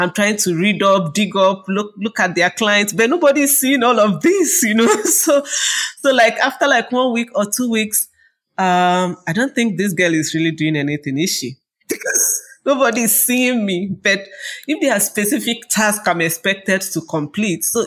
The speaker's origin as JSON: {"language": "English", "country": "Nigeria", "said": "from Nigeria"}